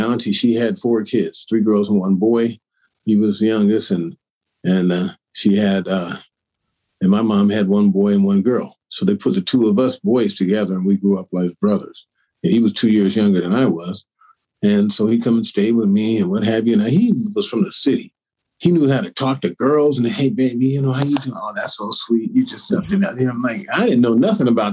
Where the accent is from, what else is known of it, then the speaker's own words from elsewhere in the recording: Sacramento, California, United States; moved away as an adult; also born or lived in San Jose, California; my hometown in Sacramento